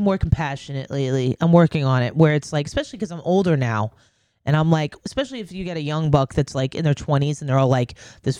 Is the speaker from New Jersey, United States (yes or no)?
yes; New Jersey, United States; born there; I'm born in North Jersey, but it's just.